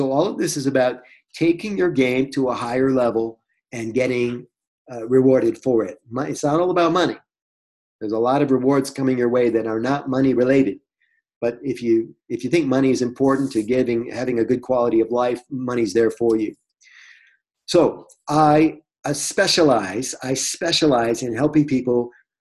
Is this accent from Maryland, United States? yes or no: no; Detroit, Michigan, United States; I'm from Detroit.